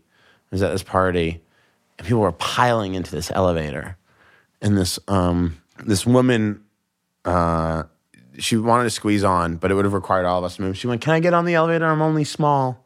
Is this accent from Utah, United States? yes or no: no; Boston, Massachusetts, United States; I'm from Boston. I was raised in a very confrontational road culture